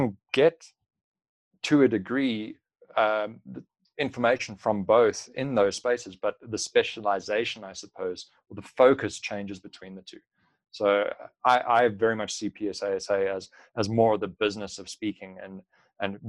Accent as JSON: {"language": "English", "country": "South Africa", "said": "a South African"}